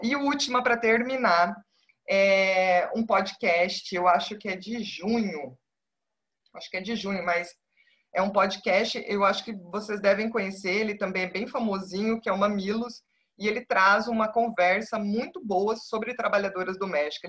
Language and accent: Portuguese; Paraná, Brazil; moved away as an adult; now in Sergipe, Brazil; eu sou do Paraná, eu não sou de Sergipe